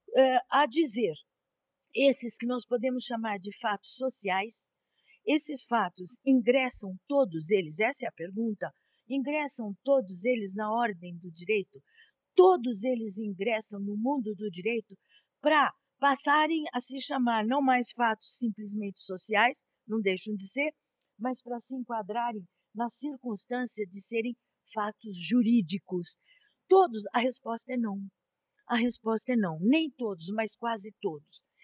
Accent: Minas Gerais, Brazil; moved away; also born or lived in São Paulo; me disse mineira, pelo lado paterno sou portuguesa

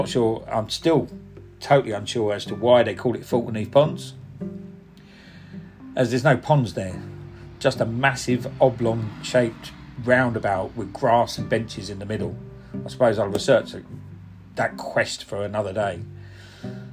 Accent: Cockney, London, United Kingdom; accent: Cockney; first language Punjabi; also born or lived in Eastbourne

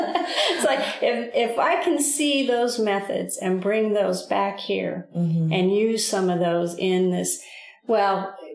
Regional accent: Southwest, United States; And because we're from the Southwest, this just feels like the perfect midway between Alaska and Florida.

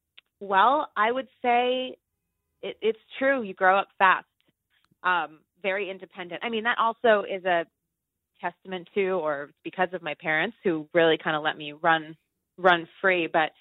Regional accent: New York City, New York, United States; also born or lived in Brooklyn / Buenos Aires / British Virgin Islands; Born and raised on the Lower East Side in Manhattan

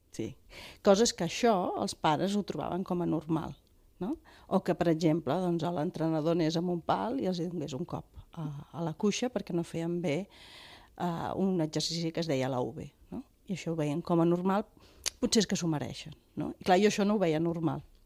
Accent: Vilafranca del Penedès, Catalonia, Spain; a Vilafranca, d'on sóc jo

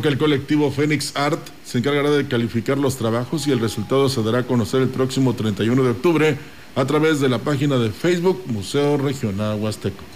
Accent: Mexico; nosotros, según en Estados Unidos nos dicen latinos, no, somos mexicanos

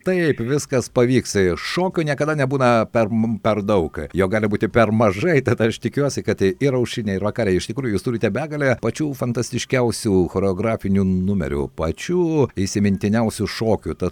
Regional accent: Lithuania; kokie mes esame lietuviai lietuviai

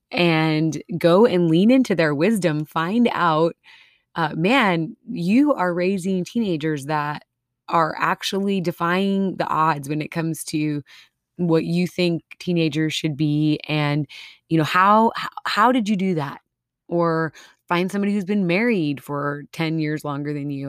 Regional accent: Minnesota, United States; moved away; I'm from Minnesota. I still have some, uh, some of my accents

